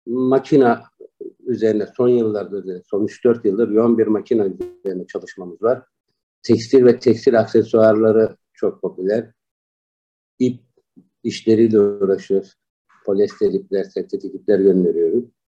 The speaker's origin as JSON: {"language": "Turkish", "region": "Istanbul", "country": "Turkey", "tie": "born or raised there", "also_born_or_lived": "Malatya", "moved": "as an adult", "lives_now": "China", "said": "1971 İstanbul doğumluyum. Aslen Malatyalıyım öğrenim hayatımı İstanbul'da tamamladım."}